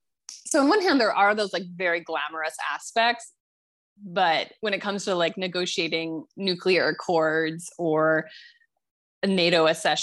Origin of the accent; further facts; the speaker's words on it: Montana, United States; So, you know, I'm from Montana, and, you know, I'm getting my hair cut in Montana last week